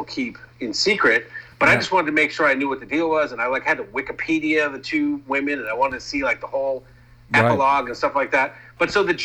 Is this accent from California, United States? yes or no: no; Massachusetts, United States; I'm from Massachusetts